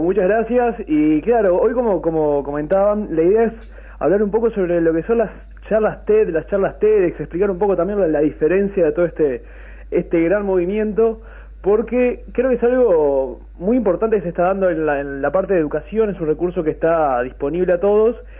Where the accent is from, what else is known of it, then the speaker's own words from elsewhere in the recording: Durazno, Uruguay; yo soy oriundo de Durazno